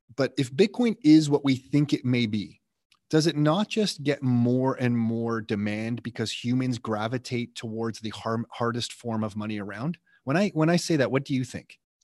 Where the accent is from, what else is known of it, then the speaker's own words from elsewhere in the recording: Canada; I'm Canadian